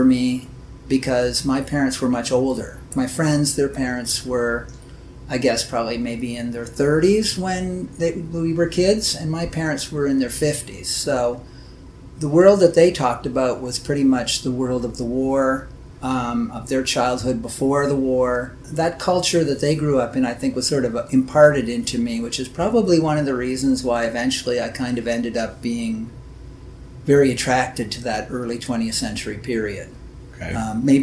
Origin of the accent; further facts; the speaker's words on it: southwestern Ontario, Canada; also born or lived in Clinton, Ontario / London, Ontario / Strathroy, Ontario / Tilbury, Ontario; I grew up in a lot of small towns in southwestern Ontario.